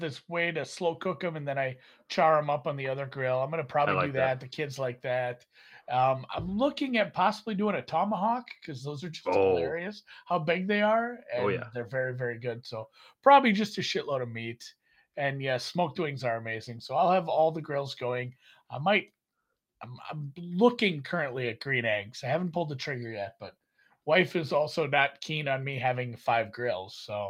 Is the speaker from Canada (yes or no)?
yes; Canada; I'm a Canadian bettor. We stand on guard for these.